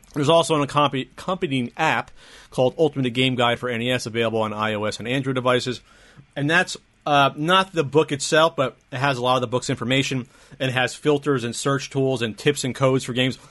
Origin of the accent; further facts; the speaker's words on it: New Jersey, United States; moved away as an adult; now in San Diego, United States; I'm from New Jersey.